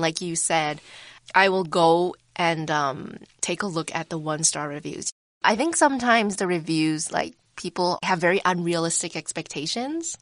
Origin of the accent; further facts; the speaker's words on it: Vancouver, British Columbia, Canada; I grew up in Vancouver